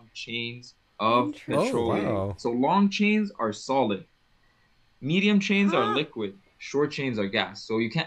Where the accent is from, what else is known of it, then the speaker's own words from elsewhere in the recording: Libya; moved away as an adult; also born or lived in Malaysia; now in Alberta, Canada; I was born and raised in North Africa, in Libya